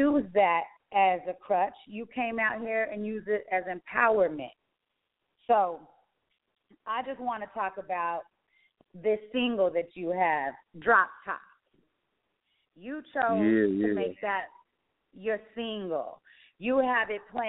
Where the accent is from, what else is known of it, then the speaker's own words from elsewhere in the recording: Roswell, New Mexico, United States; Where I grew up, it's a gang-infested place, too. I'm from Roswell, New Mexico.